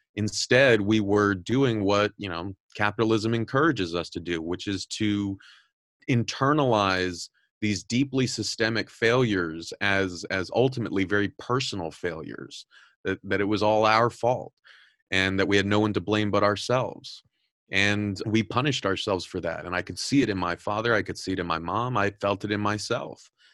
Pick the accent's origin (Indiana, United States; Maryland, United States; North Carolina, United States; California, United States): California, United States; Southern; I'm, I'm originally from Southern California